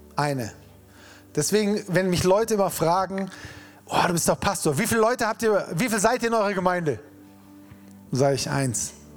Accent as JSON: {"language": "German", "town": "Freiburg", "region": "Baden-Württemberg", "country": "Germany", "said": "wir Freiburger"}